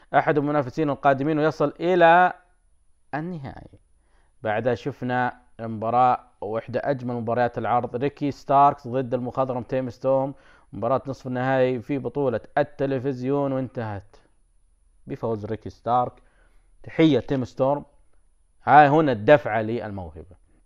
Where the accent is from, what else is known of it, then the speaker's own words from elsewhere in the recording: Saudi Arabia; عندنا بالسعوديه